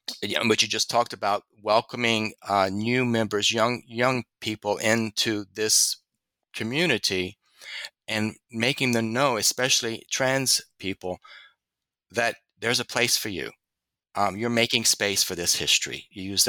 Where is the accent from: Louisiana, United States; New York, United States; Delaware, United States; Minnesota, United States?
Louisiana, United States; I'm from Louisiana.